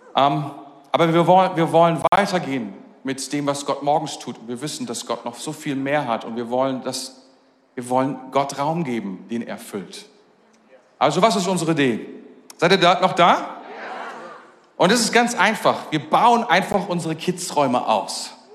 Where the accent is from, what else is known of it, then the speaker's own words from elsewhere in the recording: Germany; als Deutscher